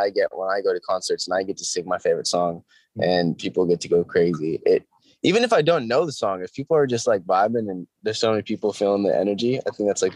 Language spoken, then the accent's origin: English; Orange County, California, United States; we filmed it in my hometown and went to my favorite taco shop and went to the roller rink that I grew up going